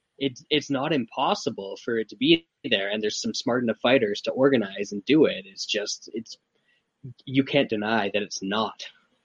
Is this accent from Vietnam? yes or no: no; Canada; I don't have ESPN as a Canadian